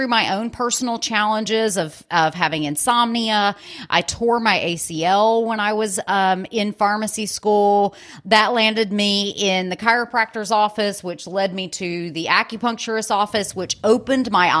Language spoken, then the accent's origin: English; Birmingham, Alabama, United States; moved away as an adult; also born or lived in California; I'm originally from Birmingham, Alabama